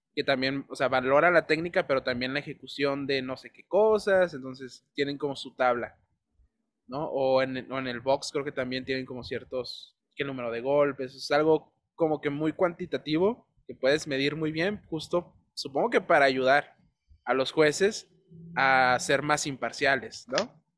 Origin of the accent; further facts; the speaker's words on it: Tijuana, Baja California, Mexico; also born or lived in Ensenada; De Tijuana